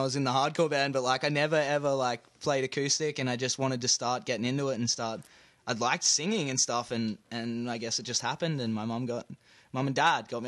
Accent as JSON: {"language": "English", "town": "Brisbane", "region": "Queensland", "country": "Australia", "accent": "Australian", "moved": "as an adult", "lives_now": "Canada", "said": "I'm from Brisbane, Australia"}